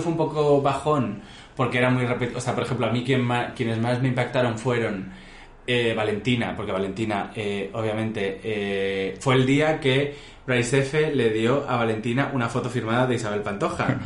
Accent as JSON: {"language": "Spanish", "town": "San Fernando de Henares", "region": "Community of Madrid", "country": "Spain", "said": "Yo soy de Costa de San Fernando"}